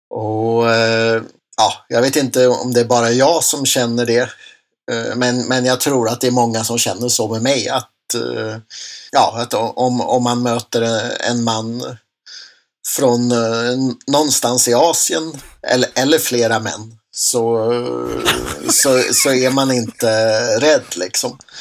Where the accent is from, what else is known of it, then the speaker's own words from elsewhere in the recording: Enköping, Uppsala County, Sweden; i Enköping där jag växte upp